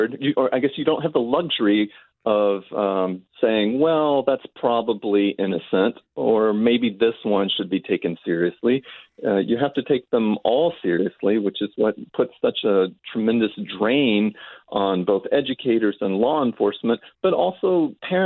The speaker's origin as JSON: {"language": "English", "town": "Austin", "region": "Texas", "country": "United States", "said": "I'm from Austin, Texas"}